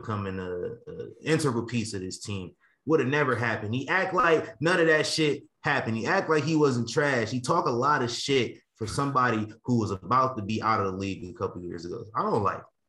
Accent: Omaha, Nebraska, United States; Omaha, Nebraska, my hometown.

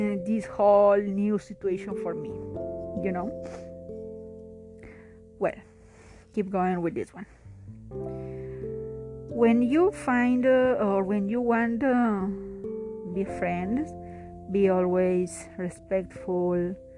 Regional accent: Peru; now in India

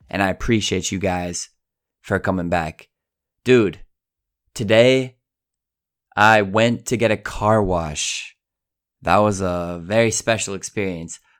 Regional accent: Colorado, United States; now in Italy; I'm from Colorado. Don't forget it. I live in Italy. Don't forget it.

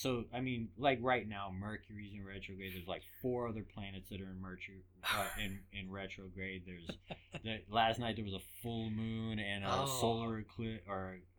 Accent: England, United Kingdom; Oh, man, I grew up in England.

